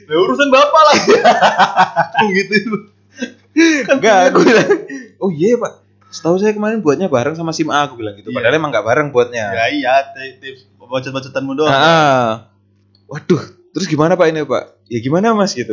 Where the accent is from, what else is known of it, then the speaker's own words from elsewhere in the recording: Yogyakarta, Special Region of Yogyakarta, Indonesia; also born or lived in NTT; saya lahir di NTT coba besarnya di Jogja pak